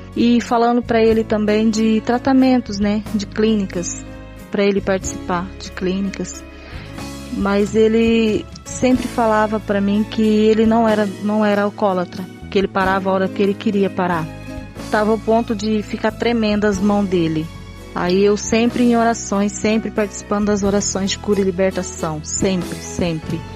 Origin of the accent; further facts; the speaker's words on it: Nova Olímpia, Mato Grosso, Brazil; sou de Nova Olímpia, Mato Grosso